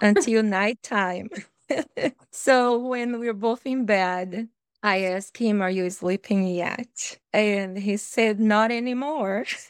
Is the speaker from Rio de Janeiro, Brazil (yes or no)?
no; Bahia, Brazil; English is a second language; moved away as an adult; also born or lived in Fiji; now in Minnesota, United States; I come from Brazil, the state of Bahia, where it's very warm